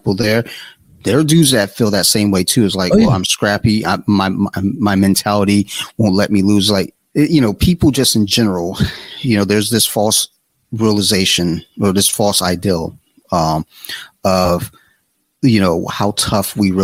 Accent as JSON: {"language": "English", "town": "Columbia", "region": "Maryland", "country": "United States", "tie": "born or raised there", "also_born_or_lived": "Detroit, Michigan / Flint, Michigan", "said": "I'm from Detroit, but I didn't grow up in Detroit. I grew up in Columbia"}